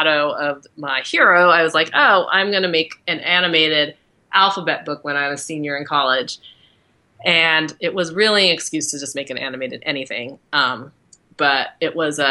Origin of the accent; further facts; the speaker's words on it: Agoura Hills, California, United States; moved away as an adult; also born or lived in East Coast; now in Los Angeles, United States; I'm an LA girl. I grew up in Agora Hills. So I'm from Southern California